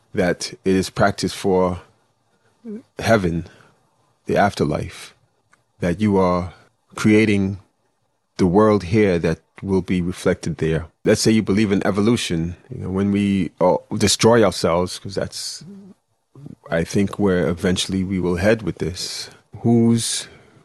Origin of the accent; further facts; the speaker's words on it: New York City, New York, United States; moved away as an adult; now in Florida, United States; I was born and bred in Flatbush, or born in Bed-Stuy, but raised in East Flatbush, Brooklyn.